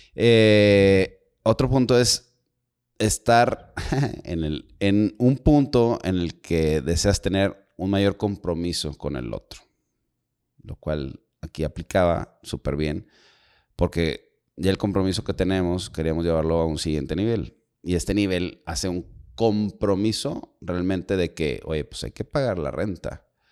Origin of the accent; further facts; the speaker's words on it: Monterrey, Nuevo León, Mexico; todos los que somos de acá de, o muchos de los que somos de Monterrey, Nuevo León